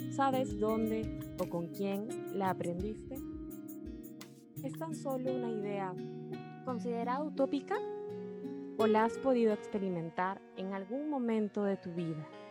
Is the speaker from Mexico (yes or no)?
no; Peru; mi país, Perú